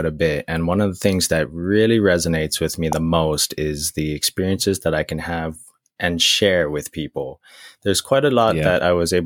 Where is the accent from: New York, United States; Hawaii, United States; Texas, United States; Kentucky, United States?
Hawaii, United States; Maui; moved away; growing up on Maui